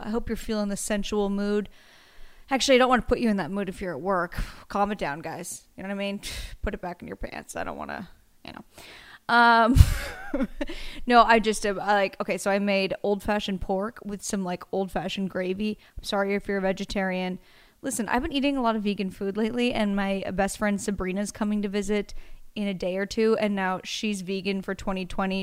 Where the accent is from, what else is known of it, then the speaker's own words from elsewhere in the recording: Astoria, Oregon, United States; I'm from a very small town, you might know it, called Astoria